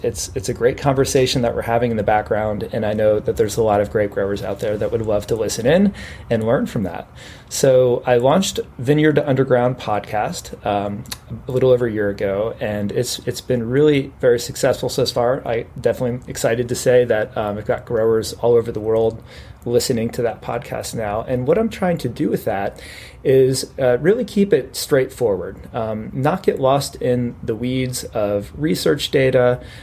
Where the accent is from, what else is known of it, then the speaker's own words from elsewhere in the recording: Pennsylvania, United States; moved away as an adult; also born or lived in Virginia / Texas / California; I'm actually originally from Pennsylvania